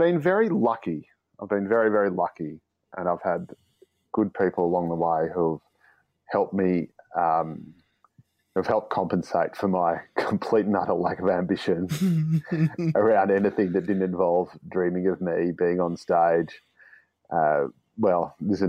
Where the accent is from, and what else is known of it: Dandenong, Victoria, Australia; born or raised there